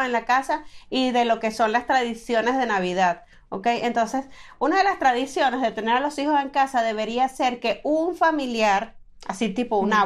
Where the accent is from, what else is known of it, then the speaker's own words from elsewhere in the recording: Maturín, Monagas, Venezuela; yo soy de Maturín, al oriente, al nororiente de Venezuela.